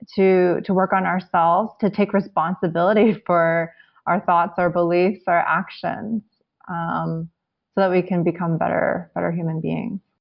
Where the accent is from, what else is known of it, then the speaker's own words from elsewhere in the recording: United States; I'm Chinese American, and, and that's kind of the way I grew up